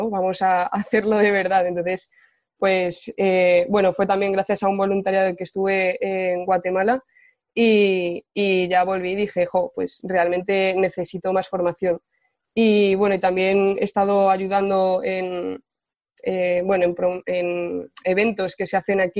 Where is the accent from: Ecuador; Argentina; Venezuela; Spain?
Spain; Ciudad Real, Castilla-La Mancha; moved away as an adult; now in Valencia, Spain; vivo en Ciudad, o vivo en Valencia ya eh, ocho años, pero bueno, soy de Ciudad Real.